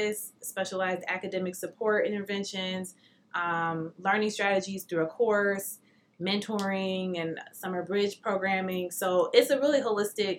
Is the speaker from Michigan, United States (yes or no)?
yes; Detroit, Michigan, United States; I grew up in Detroit. I went to Detroit public schools my whole life.